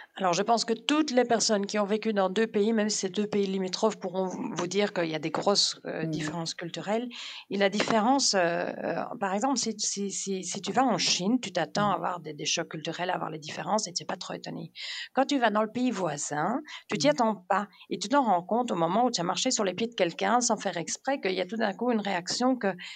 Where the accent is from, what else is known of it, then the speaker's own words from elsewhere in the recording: Denmark; moved away as an adult; also born or lived in Germany; now in Belgium; j'ai grandi là-bas de mes 8 ans à mes 28 ans